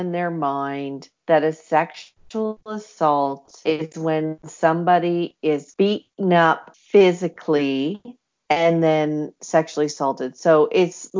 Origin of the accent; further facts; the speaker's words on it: Canada; when you live in Canada